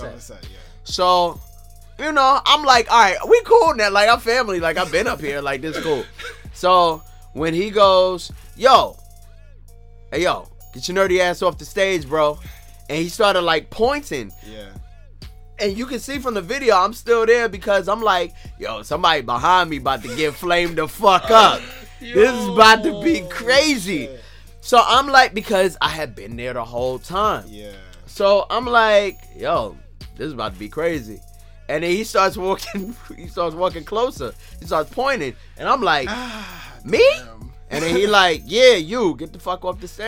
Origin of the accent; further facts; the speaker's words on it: New York City, New York, United States; I'm from Brooklyn, New York